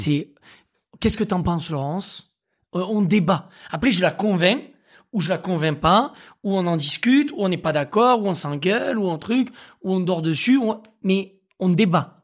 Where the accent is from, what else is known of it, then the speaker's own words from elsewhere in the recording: Aveyron, Occitania, France; moved away as an adult; now in Paris, France; moi, je suis né dans l'Aveyron, je suis un bon élève. C'est-à-dire que j'ai grandi avec des racines saines, dans une famille aimante